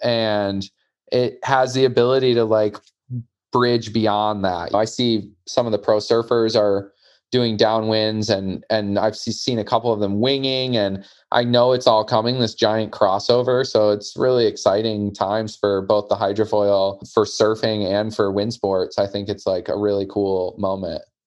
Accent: Michigan, United States; I grew up in Michigan.

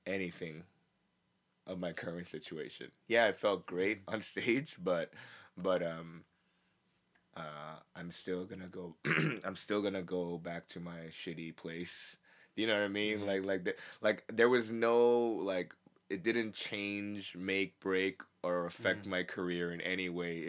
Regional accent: United States; I can't speak Korean well, and because I'm a comedian from the States

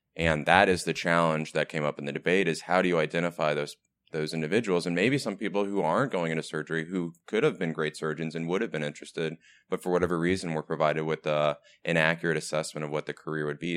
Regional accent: Texas, United States; moved away; I am from Texas

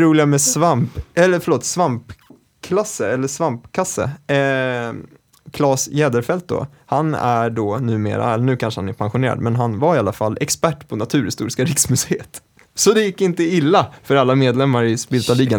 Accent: Stockholm, Stockholm County, Sweden; jag är från Kista

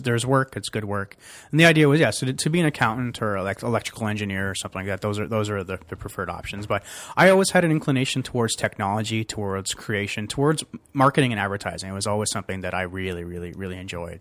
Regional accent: Toronto, Ontario, Canada; also born or lived in Glasgow, Scotland / Calgary; where I grew up in Scarborough was Maldron

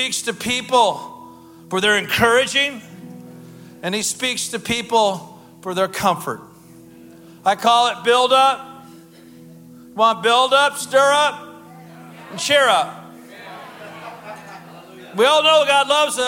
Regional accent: Portland, Oregon, United States; I come from the Portland area

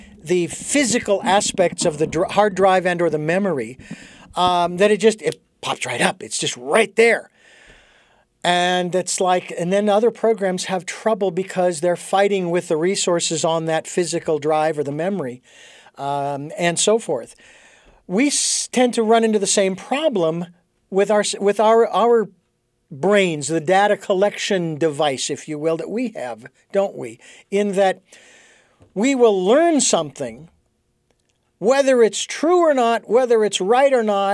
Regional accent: Phoenix, Arizona, United States; I was born and raised in Phoenix.

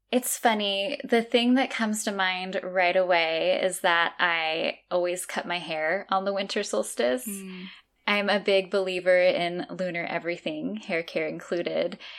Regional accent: California, United States; moved away as an adult; now in Azores, Portugal; growing up in California my whole life, I've lived in Northern

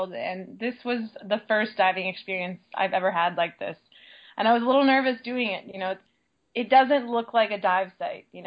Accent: an island off New Hampshire, United States; moved away; I'm originally from the East Coast. I'm from a little island off New Hampshire.

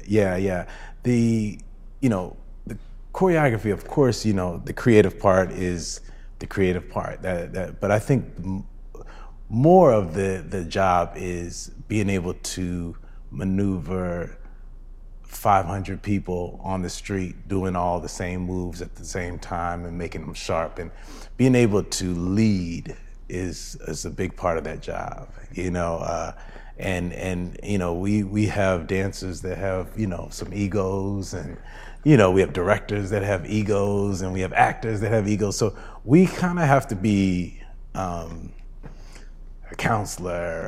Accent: Rancho Cucamonga, California, United States; I grew up in Rancho Cucamonga, so not

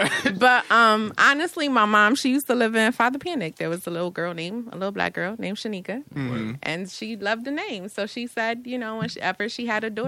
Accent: Bridgeport, Connecticut, United States; Yes, I'm from Bridgeport, born and raised.

